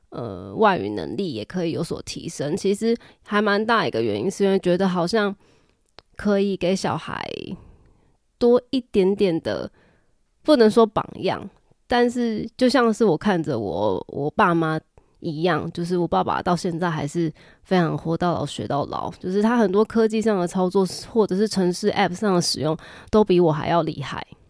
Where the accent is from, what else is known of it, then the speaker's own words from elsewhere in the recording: Taiwan; 我们台湾这边